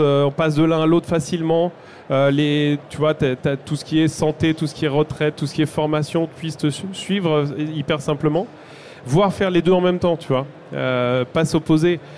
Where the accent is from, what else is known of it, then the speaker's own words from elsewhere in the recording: France; nous, en tant que Français